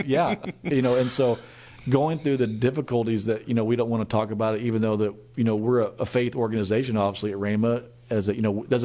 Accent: Nixa, Missouri, United States; also born or lived in Springfield, Missouri; now in Tulsa, United States; born and raised in Nixon, Missouri, which is right outside of Springfield or Branson

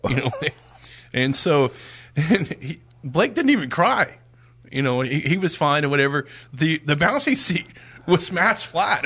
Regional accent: Dallas, Texas, United States; moved away; we're originally from the Dallas area

